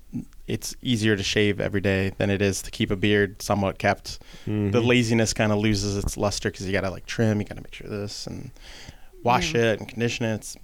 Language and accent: English; Linwood, New Jersey, United States; I am locally from Linwood. went to Our Lady of Sorrows Parish growing up. So I'm born and raised in Atlanta County. Thanks to my lovely parents who met here in Atlantic City. So I get to stay here, which is nice.